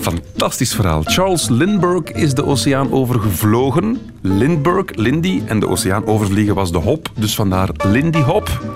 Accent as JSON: {"language": "Dutch", "town": "Beveren", "region": "Flanders", "country": "Belgium", "said": "ik ben van Beveren"}